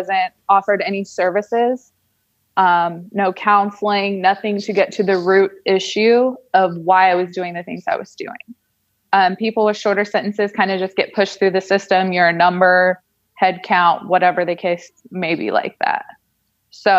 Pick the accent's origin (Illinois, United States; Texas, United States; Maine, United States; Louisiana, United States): Texas, United States; Colleyville; moved away as an adult; also born or lived in Shelby, Ohio / Irvine, California / Stillwater, Oklahoma; I was raised in a upper middle class family in Colleyville, Texas.